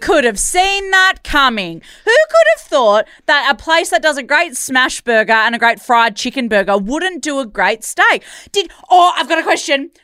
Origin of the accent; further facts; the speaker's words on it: Perth, Western Australia, Australia; we're both from Perth